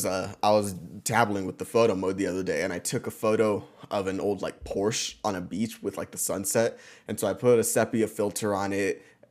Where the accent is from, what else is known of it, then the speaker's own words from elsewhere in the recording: Mexico; because it was from Mexico and we're Mexicans.